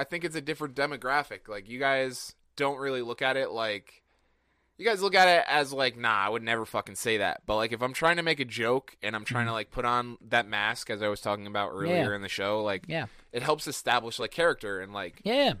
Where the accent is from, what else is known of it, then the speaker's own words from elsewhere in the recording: California, United States; We're from California.